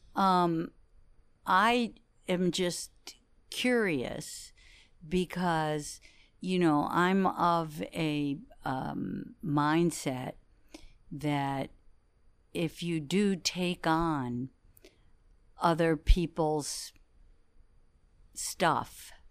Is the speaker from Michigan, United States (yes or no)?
yes; Detroit, Michigan, United States; we grew up in Detroit together, went to school together